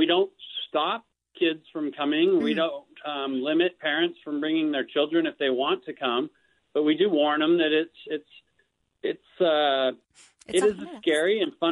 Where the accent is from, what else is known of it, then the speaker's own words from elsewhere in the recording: Salt Lake City, Utah, United States; I grew up in Salt Lake City, and I've lived here most of my life